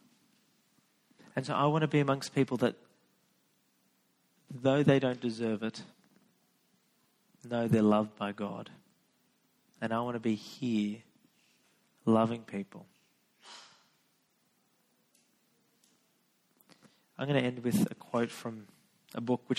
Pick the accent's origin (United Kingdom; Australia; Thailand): Australia; Sydney, New South Wales; I grew up in Western Sydney